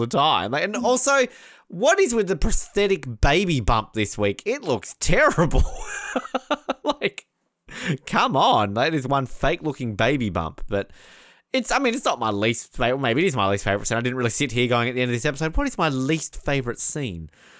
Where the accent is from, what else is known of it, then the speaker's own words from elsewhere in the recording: Australia; as an Australian in America